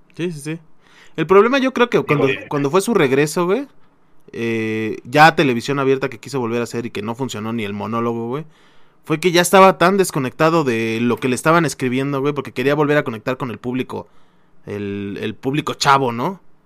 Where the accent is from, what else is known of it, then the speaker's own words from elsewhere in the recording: Mexico; somos mexicanos